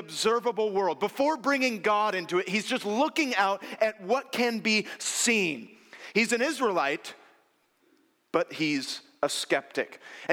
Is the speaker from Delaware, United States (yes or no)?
no; North Bay, San Francisco Bay Area, California, United States; I grew up in the North Bay